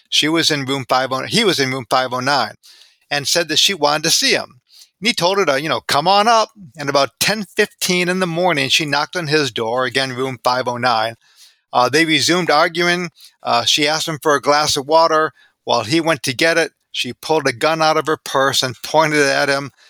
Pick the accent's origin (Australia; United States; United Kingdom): United States; Aurora, Illinois; moved away as an adult; now in Fredericksburg, United States; I've been in Fredericksburg, Virginia here as a librarian since 1980, but I grew up outside of Chicago in Aurora, Illinois